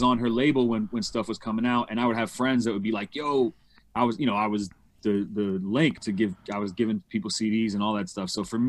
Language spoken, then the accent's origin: English; New York City, New York, United States; I'm from New York. I'm from Manhattan, Upper West Side. My pops is from Queens, Rockaway, and my mom is from Connecticut. Okay. New York. Born and raised.